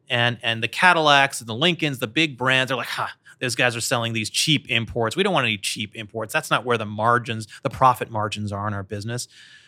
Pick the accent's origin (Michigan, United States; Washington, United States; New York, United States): Michigan, United States; I grew up outside of Detroit, so I lived this story.